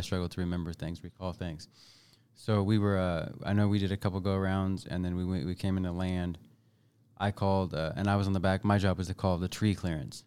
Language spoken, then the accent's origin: English; Bethany, Missouri, United States; also born or lived in Kansas City, Kansas; I was, uh, born at K U Medical Center, uh, local, right? And then at some point in my young age, uh, we moved north to a place called Bethany, Missouri